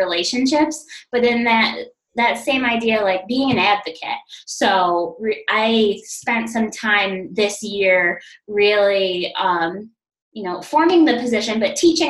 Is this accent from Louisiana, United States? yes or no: no; New York, United States; I am originally from New York and doing school counseling in New York